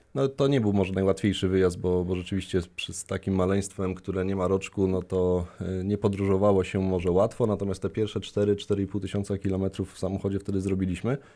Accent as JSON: {"language": "Polish", "town": "Koszalin", "region": "West Pomeranian Voivodeship", "country": "Poland", "tie": "born or raised there", "moved": "yes", "said": "pochodzę z nadmorza, z Koszalina"}